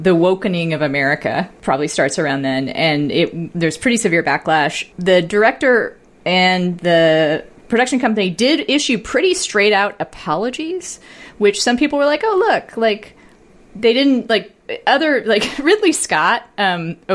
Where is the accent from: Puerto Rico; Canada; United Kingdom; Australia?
Puerto Rico; born there; Uh, okay. I was born in Puerto Rico